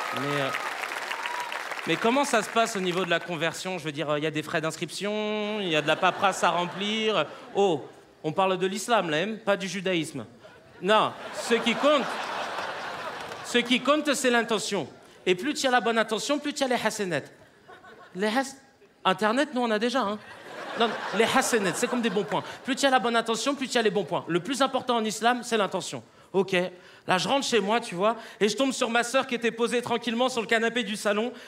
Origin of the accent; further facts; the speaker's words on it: Paris, Île-de-France, France; je suis né à Paris, mes parents viennent de l'île Maurice